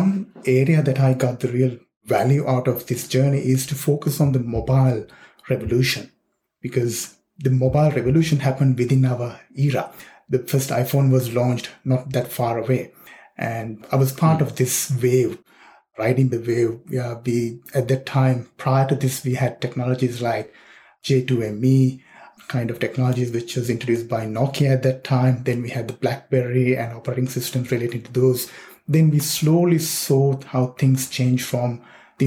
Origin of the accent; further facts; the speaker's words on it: Sri Lanka; now in Sydney, Australia; I was born and raised in Sri Lanka